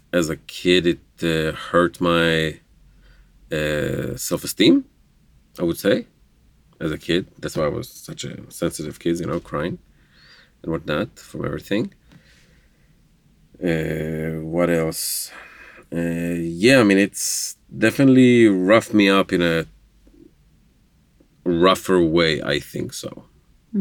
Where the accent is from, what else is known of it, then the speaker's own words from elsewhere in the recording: Jerusalem, Jerusalem District, Israel; first language Hebrew; English is a second language; moved away as an adult; also born or lived in southern Israel; I am from Israel, Jerusalem, Israel. Born and raised, grew up, speaking Hebrew.